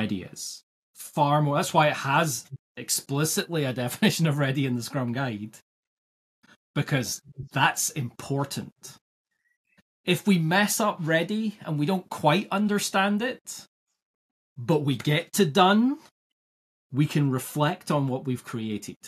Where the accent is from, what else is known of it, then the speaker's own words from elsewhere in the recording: Scotland, United Kingdom; also born or lived in United States; I grew up in Scotland and live in Scotland